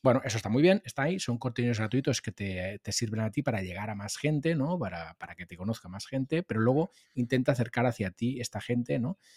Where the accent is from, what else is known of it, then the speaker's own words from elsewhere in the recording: Molins de Rei, Catalonia, Spain; hice algún programa de radio en la radio local de, mi pueblo, de Molins de Rey. Yo soy nacido en Molins de Rey, eh, cerca de Barcelona